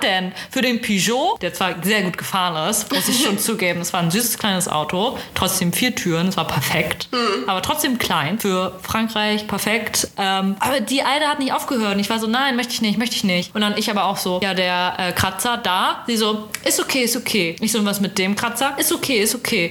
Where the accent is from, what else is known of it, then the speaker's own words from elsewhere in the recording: Germany; du als Deutscher